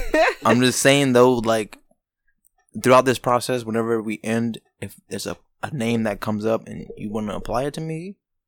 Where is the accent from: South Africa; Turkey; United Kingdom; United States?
United States; Casselberry, Florida; I grew up in North Orlando.